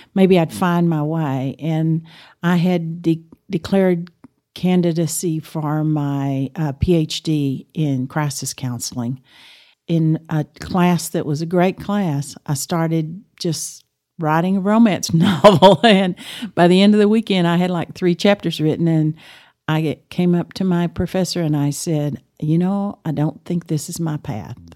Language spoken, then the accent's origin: English; Amarillo, Texas, United States; I grew up in Amarillo, went to, uh, graduated from Cap Rock